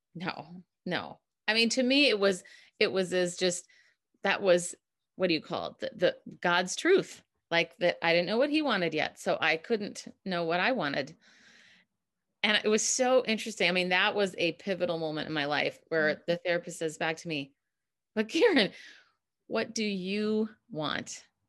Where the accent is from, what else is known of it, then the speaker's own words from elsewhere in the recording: Minneapolis, Minnesota, United States; moved away as an adult; now in San Francisco, United States; I'm originally from Minneapolis